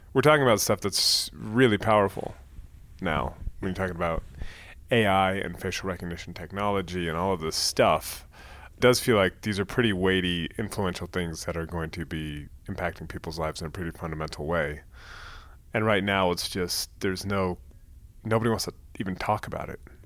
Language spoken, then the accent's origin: English; Bay Area, California, United States; moved away as an adult; So I'm from the Bay Area. I lived abroad for many years, and then I just moved back a couple years ago